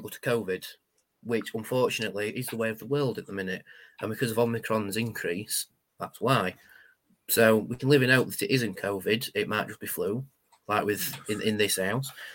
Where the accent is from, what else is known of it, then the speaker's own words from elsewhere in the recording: United Kingdom; we're the British